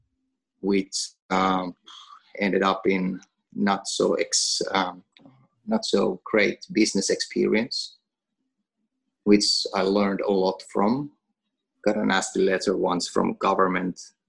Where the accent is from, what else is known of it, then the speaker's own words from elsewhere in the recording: Finland; first language Finnish; English is a second language; now in Åland, Finland; Finnish, which is my native language